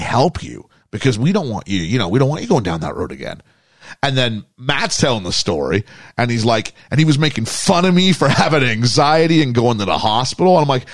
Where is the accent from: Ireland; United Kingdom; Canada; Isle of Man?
Canada; we're Canadian